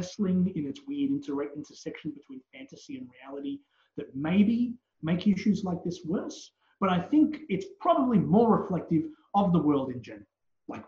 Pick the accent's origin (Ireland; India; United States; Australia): Australia; As an Australian wrestling legend